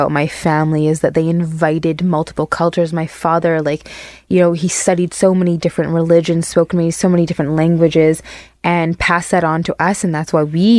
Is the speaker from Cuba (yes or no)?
no; Barbados; moved away; in the culture that I grew up in Barbados